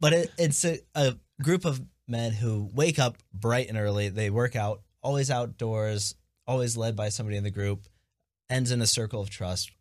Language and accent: English; Northwest Ohio, United States; born and raised in Northwest Ohio, right around the corner from these, these fellas